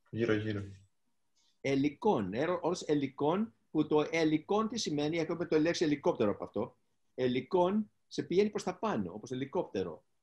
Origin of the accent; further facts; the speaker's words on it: Greece; εγώ που δεν είμαι μουσικός μουσικός, είμαι ένας Έλληνας ο οποίος ε, εκφράζει αυτό που